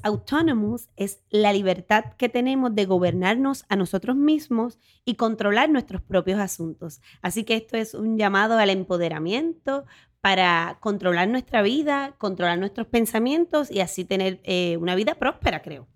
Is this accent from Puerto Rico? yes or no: yes; Orocovis, Puerto Rico; soy de Orocovis, soy del campo de Puerto Rico